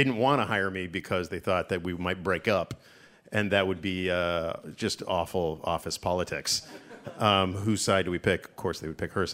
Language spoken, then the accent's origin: English; Canada; moved away as an adult; also born or lived in Toronto; now in United States; I, as a Canadian